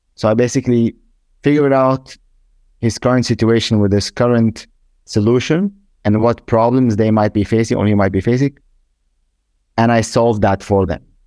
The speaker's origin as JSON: {"language": "English", "country": "Germany", "said": "I'm from Germany, I live in Germany"}